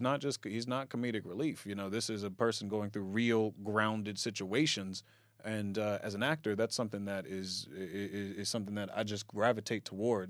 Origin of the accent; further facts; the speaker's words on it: Lawnside, New Jersey, United States; also born or lived in Baltimore, Maryland / Camden, New Jersey; my family moved back to where they were originally from, Lawnside. And that's where I spent most of the years growing up